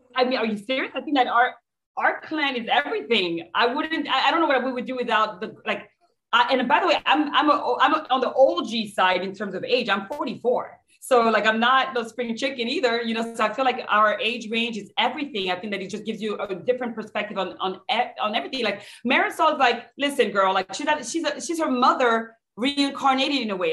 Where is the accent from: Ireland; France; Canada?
France; now in United States; I'm from France